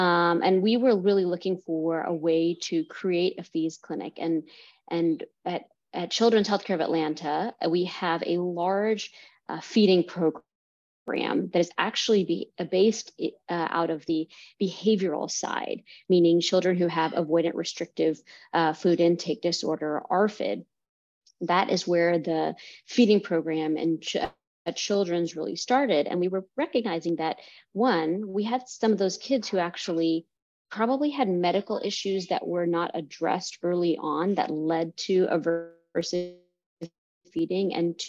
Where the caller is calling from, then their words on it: India; I'm calling in from India right now.